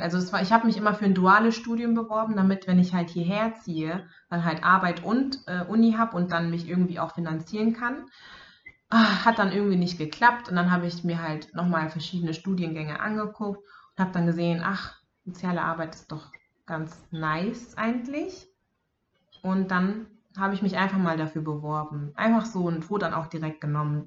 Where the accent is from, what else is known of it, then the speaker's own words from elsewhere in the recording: Bavaria, Germany; moved away; ich bin in Bayern aufgewachsen